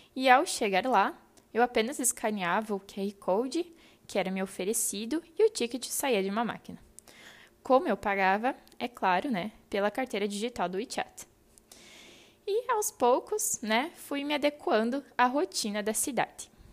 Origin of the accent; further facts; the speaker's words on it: Santa Rosa, Rio Grande do Sul, Brazil; moved away as an adult; also born or lived in Ningbo, China; Saí de Santa Rosa, minha terra natal